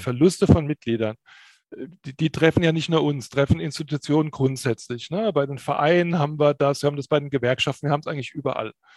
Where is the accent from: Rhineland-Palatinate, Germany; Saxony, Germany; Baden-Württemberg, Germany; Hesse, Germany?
Rhineland-Palatinate, Germany; Pirmasens; Also ich persönlich bin in meiner Heimatstadt Pirmasens aufgewachsen